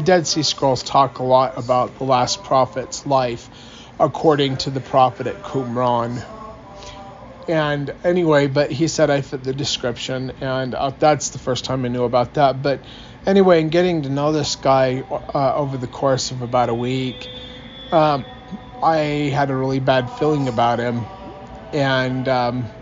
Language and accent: English; United States; I'm an American, for one, but my grandmother was Jewish